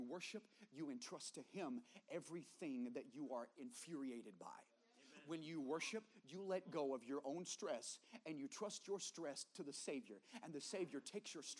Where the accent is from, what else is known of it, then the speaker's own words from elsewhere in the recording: the South, United States; I grew up in the South.